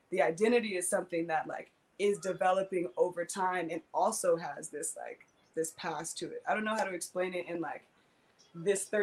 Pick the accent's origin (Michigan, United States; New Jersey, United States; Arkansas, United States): Michigan, United States; Detroit; also born or lived in California; growing up in the hood, growing up in Detroit, growing up in California, being a little bit nomadic